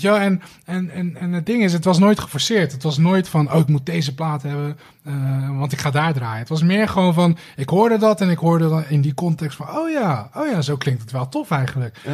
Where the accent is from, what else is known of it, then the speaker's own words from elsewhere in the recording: Rotterdam, South Holland, Netherlands; Rotterdam-West. Vlakbij waar ik opgegroeid ben, Schiemond.